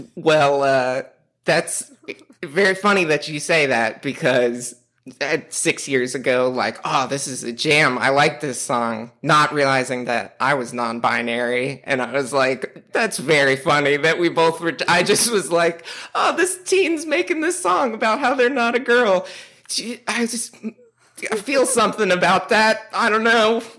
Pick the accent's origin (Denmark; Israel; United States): United States; New York City, New York; moved away; I'm from Staten Island, which all the other boroughs would tell me that I'm not from New York City